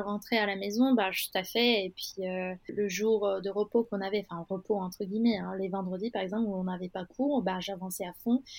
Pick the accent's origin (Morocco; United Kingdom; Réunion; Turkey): Turkey; Istanbul; French is a second language; moved away as an adult; now in Paris, France; j'ai fait une grande partie de mon parcours, euh, à Istanbul. Donc, euh, je suis née à Istanbul.